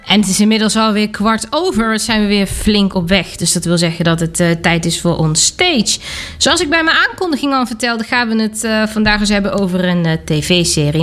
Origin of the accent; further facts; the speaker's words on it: Germany; hier in Duitsland, daar waar ik vandaan kom